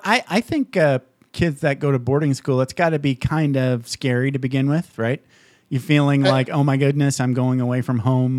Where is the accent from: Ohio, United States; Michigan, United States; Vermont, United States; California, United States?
Michigan, United States; Upper Peninsula of; I grew up in snow in the Upper Peninsula of Michigan.